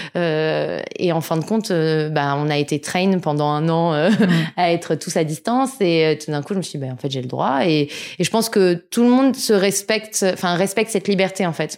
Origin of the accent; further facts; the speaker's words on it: Sèvres, Île-de-France, France; also born or lived in Argenteuil / Paris; je suis née à Argenteuil dans le 95 et j'ai grandi dans le 92 euh, à Sèvres majoritairement